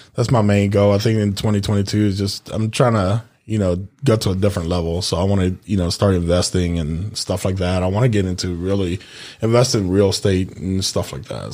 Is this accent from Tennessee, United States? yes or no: yes; Memphis, Tennessee, United States; born or raised there; moved away as an adult; also born or lived in Honduras; now in Florida, United States